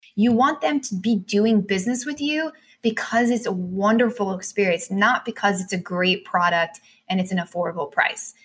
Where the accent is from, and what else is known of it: United States